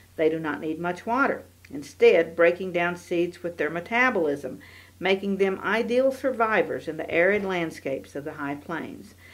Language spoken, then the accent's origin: English; Council Grove, Kansas, United States; my hometown, Council Grove, in the heart of the Flint Hills.